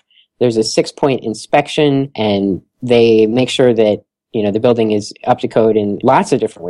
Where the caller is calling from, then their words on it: Philadelphia, Pennsylvania, United States; And here in Philadelphia, I'm calling from Philadelphia today